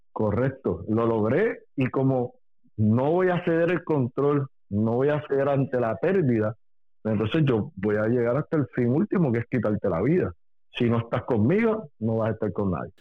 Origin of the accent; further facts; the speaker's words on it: Puerto Rico; yo soy puertorriqueño, nací y me crié aquí